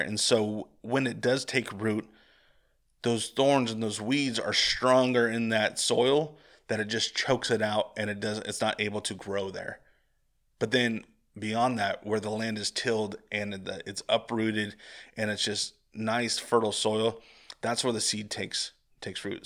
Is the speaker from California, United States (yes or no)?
yes; Central Valley of California, United States; growing up in the Central Valley of California